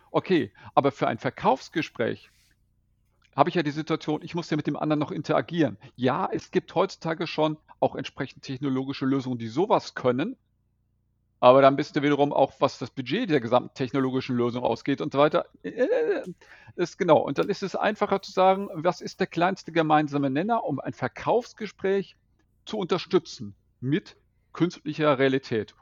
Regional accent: Bad Oeynhausen, North Rhine-Westphalia, Germany; now in Velbert, Germany; Ich stamme aus Bad Oeynhausen.

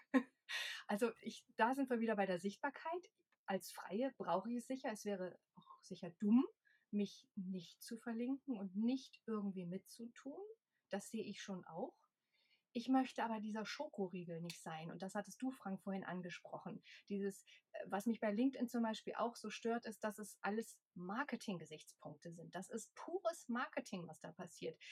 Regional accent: Cologne, North Rhine-Westphalia, Germany; moved away as an adult; now in Leipzig, Germany; gebürtige Kölnerin

